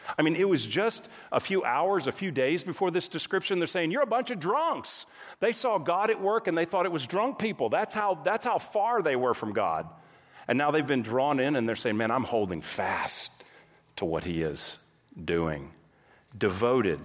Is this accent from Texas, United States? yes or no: yes; Texas, United States; moved away as an adult; also born or lived in California; My wife and I, we grew up in Texas